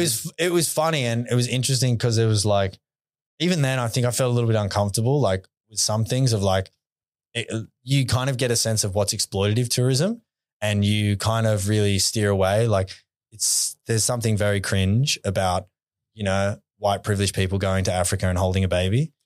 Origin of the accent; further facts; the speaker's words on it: Hawkesbury River, New South Wales, Australia; grew up on, like, on the Hawkesbury River